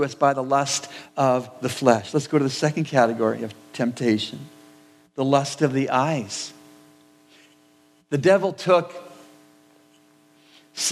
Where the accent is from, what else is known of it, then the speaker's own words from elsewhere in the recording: Canada; I was born and raised in Canada